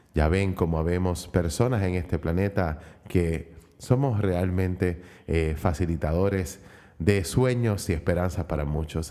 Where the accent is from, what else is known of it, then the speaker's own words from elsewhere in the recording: Puerto Rico; por mi país, por mi isla del encanto